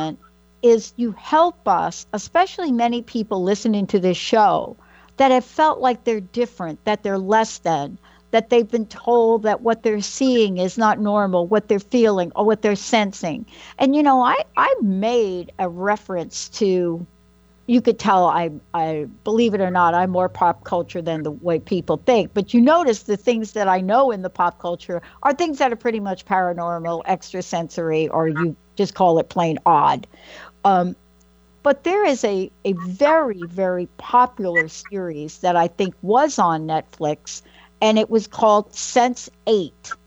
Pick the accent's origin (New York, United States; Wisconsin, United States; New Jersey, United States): New York, United States; I'm from New York